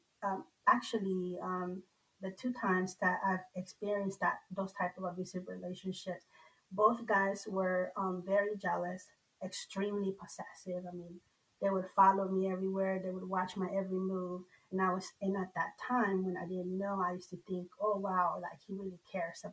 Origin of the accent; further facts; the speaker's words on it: Nicaragua; moved away; The part of the culture that I grew up in Nicaragua